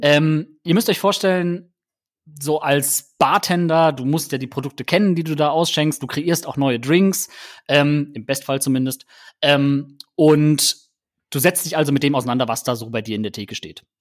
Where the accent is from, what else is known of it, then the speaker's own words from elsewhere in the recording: Germany; bei uns in Deutschland